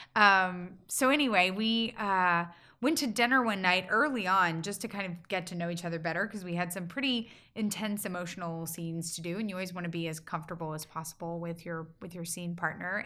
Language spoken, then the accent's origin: English; small town in Georgia, United States; moved away; my hometown